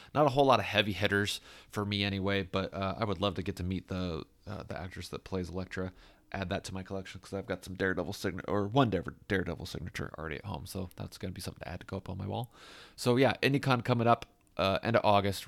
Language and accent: English; Fishers, Indiana, United States; in my hometown. I love Fisher's Fest.